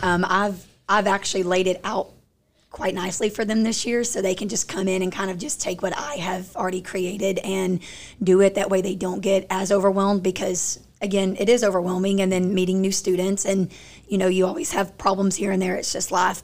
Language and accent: English; Crandall, Texas, United States; I'm from Crandall